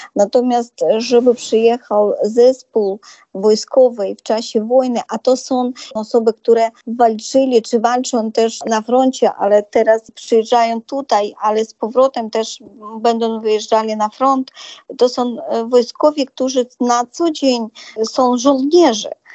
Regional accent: Zhytomyr Oblast, Ukraine; u nas na Żytomierszczyźnie, bo mieszkamy na Ukrainie, jesteśmy Polakami

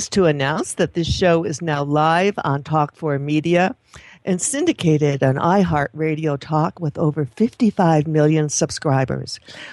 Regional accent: Michigan, United States; I was born in Michigan

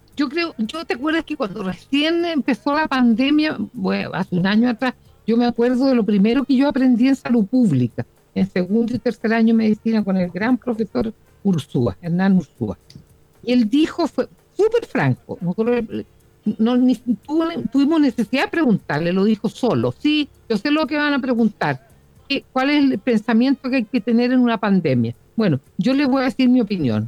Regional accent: Chile; como chilenos

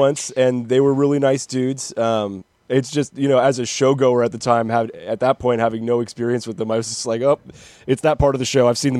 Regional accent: Prunedale, California, United States; I'm from Prunedale.

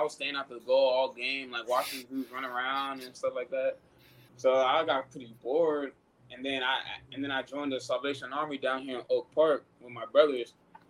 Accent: Nigeria; Yeah, so with me being Nigerian, man.

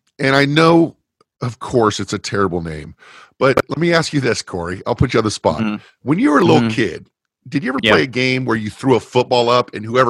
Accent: Fullerton, California, United States; I grew up in Fullerton, California.

